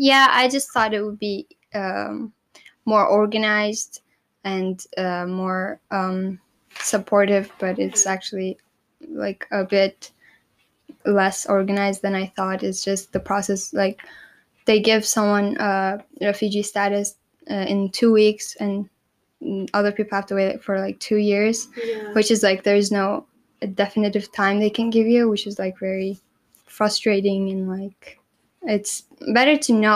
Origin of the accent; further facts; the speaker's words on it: Turkey; born there; also born or lived in Egypt / United States; Like I was in a third world country, Egypt. I was born in Turkey. I also saw America, so I would like have very different perspectives on the world.